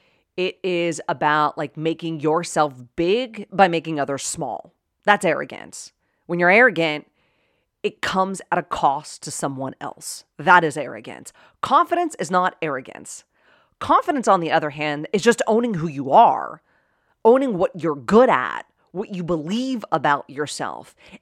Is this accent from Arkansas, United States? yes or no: no; Pittsburgh, Pennsylvania, United States; accent: Pittsburgh; In fact, I'm from Pittsburgh, right? Born and raised in Pittsburgh. And if you know anybody from Pittsburgh, you got a bit of an accent.